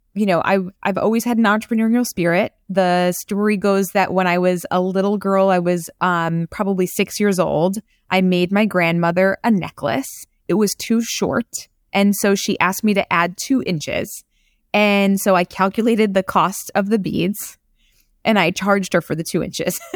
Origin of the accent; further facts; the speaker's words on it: New York City, New York, United States; I'm from Queens